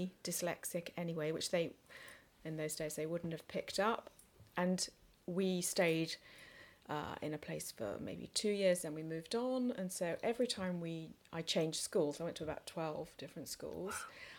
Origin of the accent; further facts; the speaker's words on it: England, United Kingdom; also born or lived in Singapore; And I was born in Singapore, but only lived there for sort of 9 months to a year. And I have an elder sister. Mm-hmm. And shortly after I was born, we came back to England